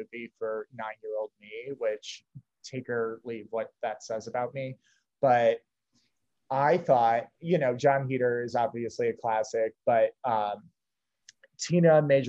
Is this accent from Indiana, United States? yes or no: yes; Fort Wayne, Indiana, United States; born or raised there